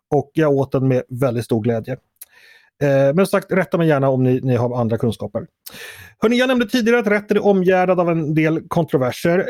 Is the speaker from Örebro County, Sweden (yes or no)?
no; Stockholm, Stockholm County, Sweden; min uppfattning som stockholmare